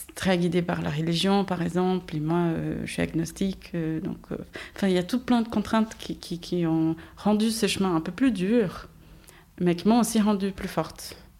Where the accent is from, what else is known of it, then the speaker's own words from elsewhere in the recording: Brazil; French is a second language; moved away as an adult; au Brésil, j'étais déjà indépendante.